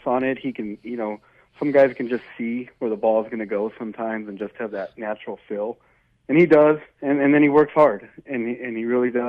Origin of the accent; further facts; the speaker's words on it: Highland, Colorado, United States; I'm from Highland